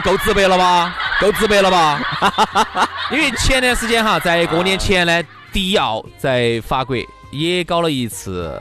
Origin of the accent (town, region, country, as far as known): China